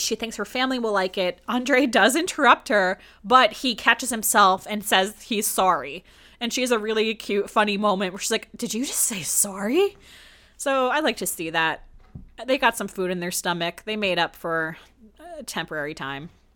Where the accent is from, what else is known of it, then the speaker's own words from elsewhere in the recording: New Jersey, United States; I'm from New Jersey